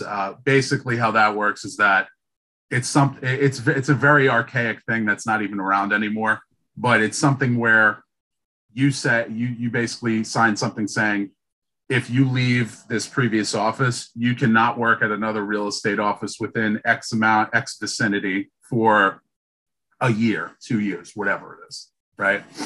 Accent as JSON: {"language": "English", "town": "New York City", "region": "New York", "country": "United States", "moved": "yes", "lives_now": "Boston, United States", "said": "I'm from Brooklyn"}